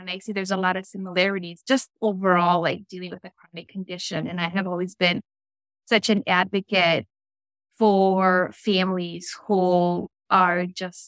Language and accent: English; Chicago, Illinois, United States; I was born and raised in Chicago, which is currently where I live